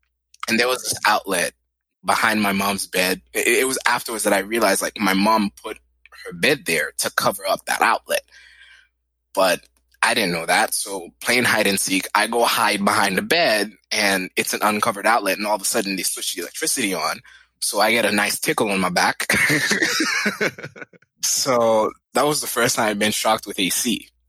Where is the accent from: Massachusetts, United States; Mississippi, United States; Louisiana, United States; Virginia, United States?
Massachusetts, United States; Boston; born there; First, my brother was born in New York. I was born in Boston.